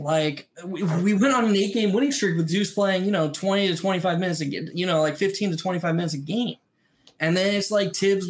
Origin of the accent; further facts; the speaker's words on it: Chapel Hill, North Carolina, United States; I was born in Chapel Hill.